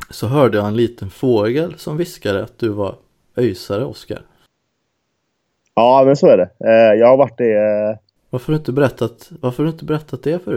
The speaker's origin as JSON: {"language": "Swedish", "town": "Karlskrona", "region": "Blekinge", "country": "Sweden", "tie": "born or raised there", "said": "jag kommer ihåg, eh, jag är uppvuxen i Karlskrona."}